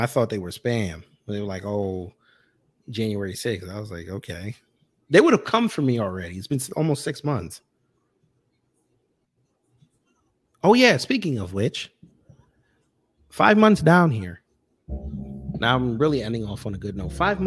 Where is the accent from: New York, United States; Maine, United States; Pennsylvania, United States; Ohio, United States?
New York, United States; I'm a New Yorker